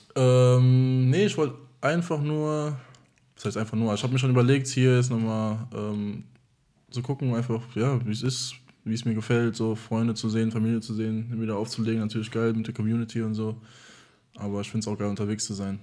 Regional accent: Germany; ich bin halb Deutsch und halb Amerikaner, hier geboren und aufgewachsen

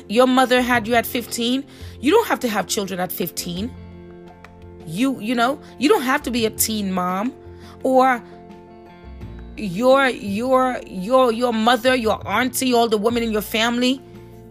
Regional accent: Haiti; now in United States; my family migrated to the United States. I'm from Haiti

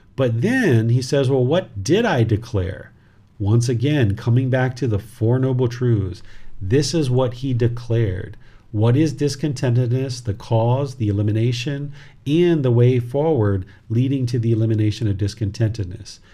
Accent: United States; This body was born in America, but I am not American

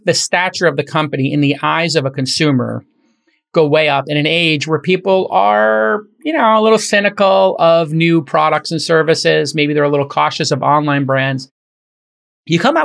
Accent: New York City, New York, United States; we grew up in Brooklyn.

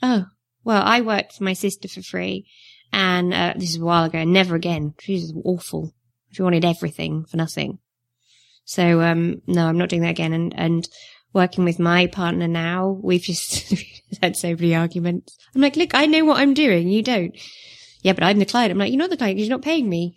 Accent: Northumberland, North East England, United Kingdom; accent: northern; moved away; I was born in North Umberland, so I'm, I'm really northern, as you can tell.

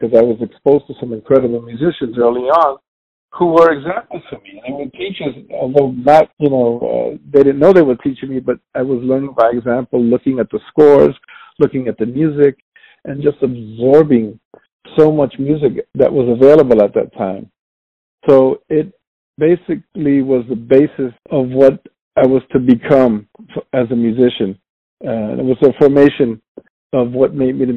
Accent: New York City, New York, United States; born and raised in New York City and raised in the South Bronx

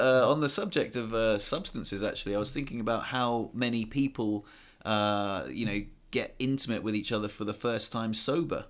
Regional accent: England, United Kingdom; now in France; we're English and we live in France

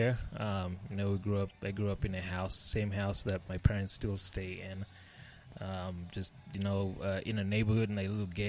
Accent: Nairobi, Kenya; moved away; So I grew up in Nairobi, Kenya.

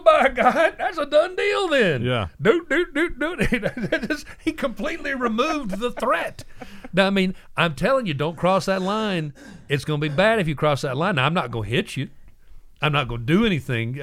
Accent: Tennessee, United States; we're from Tennessee

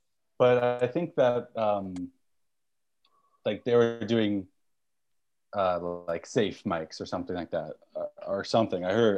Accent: Alberta, Canada; I'm from Alberta.

